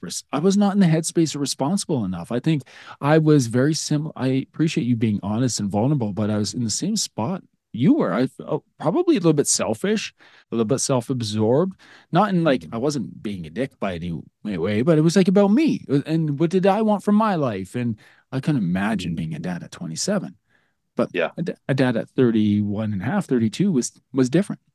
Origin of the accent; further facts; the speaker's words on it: Alberta, Canada; as a Canadian kid growing up in the Alberta, Canada